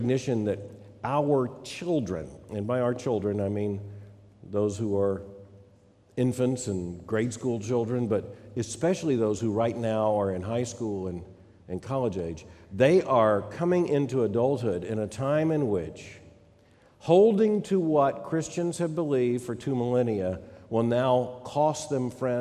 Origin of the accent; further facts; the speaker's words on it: Lakeland, Florida, United States; I was raised in the Southside Baptist Church in Lakeland, Florida